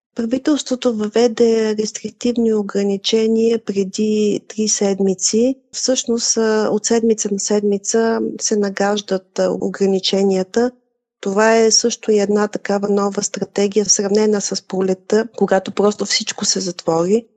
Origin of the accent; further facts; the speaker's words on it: Bulgaria; moved away; Ние сме българи, а нас ни боли за нашите близки, които са в България